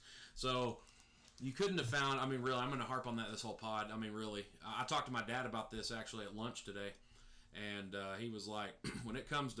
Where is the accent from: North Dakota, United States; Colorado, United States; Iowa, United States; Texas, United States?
Texas, United States; I'm a Texan. Tried and true